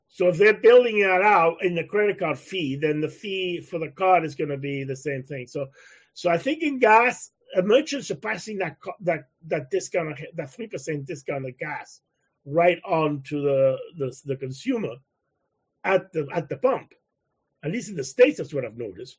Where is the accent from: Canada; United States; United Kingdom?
Canada; I'm a Canadian